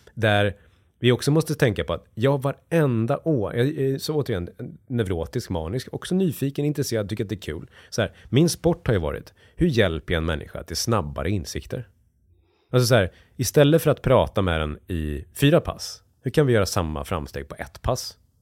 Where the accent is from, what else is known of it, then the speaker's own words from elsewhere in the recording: near Borlänge, Dalarna County, Sweden; jag växte upp i hockeyomklädningsrum i, i, liksom, i Dalarna och eh, kom från industristad utanför, utanför Bålänge växte jag upp